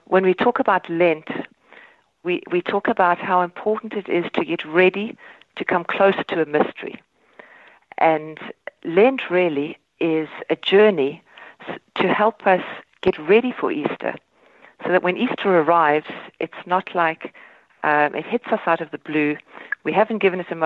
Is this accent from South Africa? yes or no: yes; South Africa; moved away as an adult; now in Ireland; I grew up in South Africa in the Reformed tradition